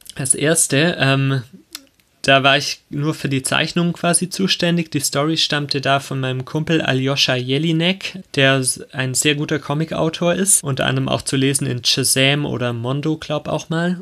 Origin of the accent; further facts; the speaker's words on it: Arnach, Baden-Württemberg, Germany; ich komme aus Arnach, ein 2000-Leute-Dorf in Baden-Württemberg